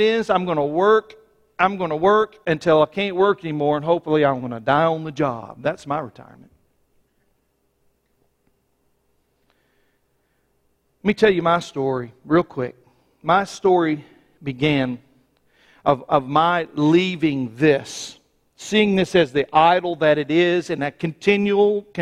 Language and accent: English; United States; I was born in the United States